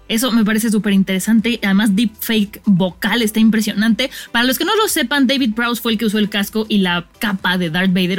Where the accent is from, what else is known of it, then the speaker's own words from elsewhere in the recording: Mexico; como mexicanos estamos acostumbrados